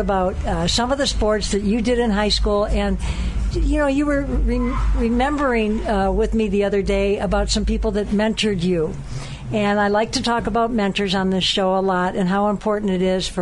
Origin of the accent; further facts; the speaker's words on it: Detroit, Michigan, United States; I was from Detroit